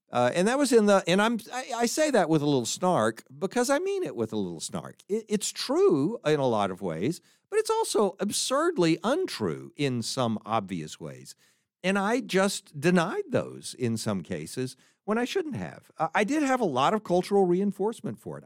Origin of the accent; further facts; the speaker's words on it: Fort Worth, Texas, United States; the public school environment when I was growing up in Texas